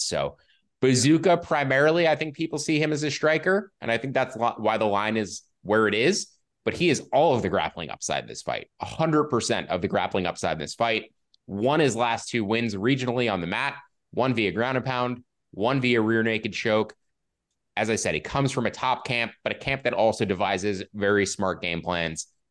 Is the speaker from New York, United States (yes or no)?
yes; Long Island, New York, United States; I'm from Long Island.